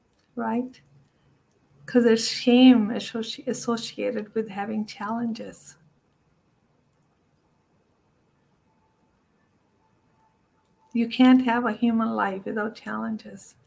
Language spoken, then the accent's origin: English; India; moved away; I grew up in India